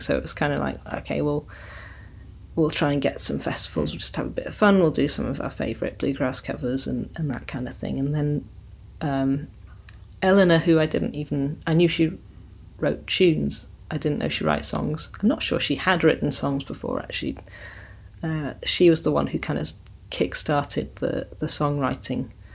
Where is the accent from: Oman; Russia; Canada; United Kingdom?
United Kingdom; South Devon, South West England; also born or lived in Sheffield; now in Somerset, United Kingdom; I was born in Sheffield, which is in South Yorkshire, and uh, grew up in South Devon. So, but living in Somerset now.